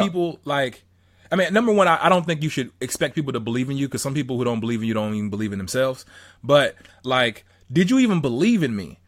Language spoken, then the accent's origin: English; Southern California, United States; I'm from Southern, Southern California